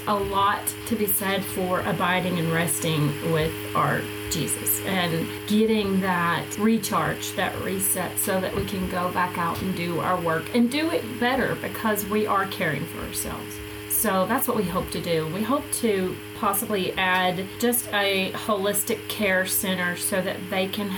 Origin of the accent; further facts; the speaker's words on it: the South, United States; growing up in the South